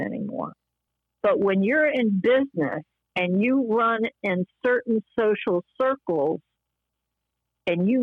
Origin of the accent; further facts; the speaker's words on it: the South, United States; I'm from the South and my dad was a businessman in the South